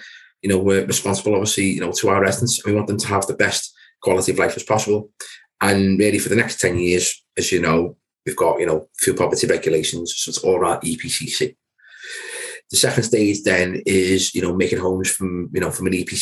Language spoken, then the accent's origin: English; Wirral, Merseyside, North West England, United Kingdom; based predominantly in the Will, which is a part of Merseyside. So guys, if you can tell by my accent, yes, I'm a local guy